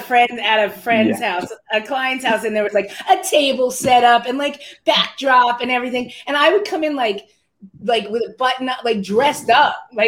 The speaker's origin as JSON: {"language": "English", "town": "Princeton", "region": "New Jersey", "country": "United States", "said": "I am from Princeton, I'm an East Coast girl."}